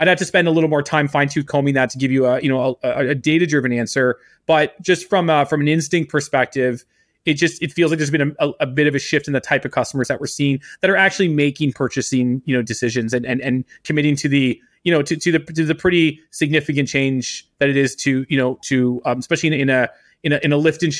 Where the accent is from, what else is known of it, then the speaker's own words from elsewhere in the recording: Canada; I'm Canadian, and look, I've been accused of worse, but I'm not a communist either.